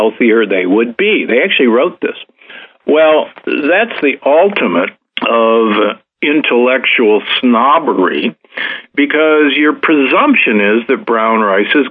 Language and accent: English; United States; moved away; also born or lived in Omaha, Nebraska / Milwaukee, Wisconsin; I grew up in Omaha, Nebraska and Milwaukee, Wisconsin